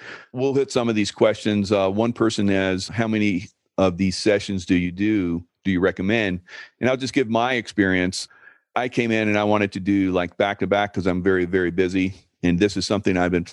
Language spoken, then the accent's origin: English; Columbia, South Carolina, United States; as a kid, I grew up in Columbia and came to Charleston a lot